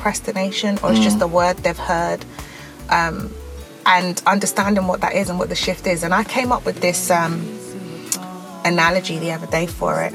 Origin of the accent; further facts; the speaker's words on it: London, United Kingdom; we grew up together in South London on a council estate